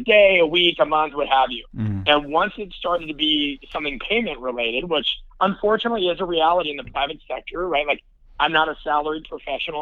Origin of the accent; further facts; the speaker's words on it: Nebraska, United States; I'm from the Midwest, I'm from Nebraska